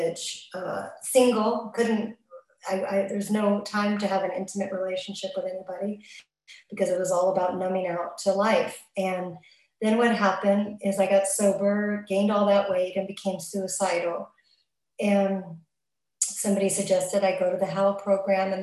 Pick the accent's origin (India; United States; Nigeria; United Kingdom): United States; Los Angeles, California; moved away; also born or lived in Santa Monica; originally I'm from Los Angeles, and that's where I got abstinent, in Santa Monica area